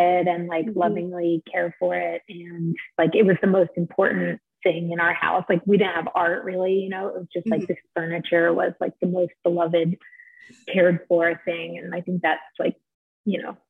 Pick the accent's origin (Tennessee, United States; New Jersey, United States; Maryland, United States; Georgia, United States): Georgia, United States; St. Simons Island; moved away as an adult; also born or lived in Providence, Rhode Island; I grew up on St. Simon's Island, Georgia, which is a little barrier island on the southeast coast.